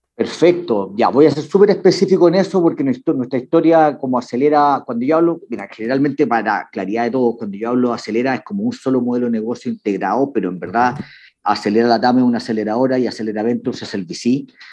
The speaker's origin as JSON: {"language": "Spanish", "country": "Chile", "said": "Yo soy, bueno, chileno"}